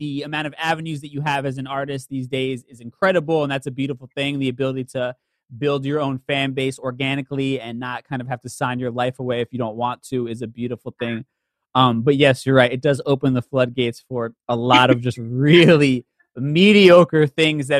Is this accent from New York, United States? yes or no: yes; New York City, New York, United States; I'm a byproduct of growing up in the New York City area